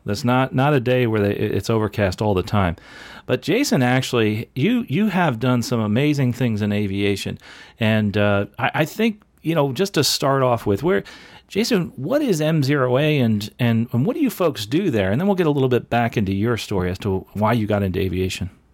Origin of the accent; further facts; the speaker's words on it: New Jersey, United States; now in Florida, United States; where I grew up in New Jersey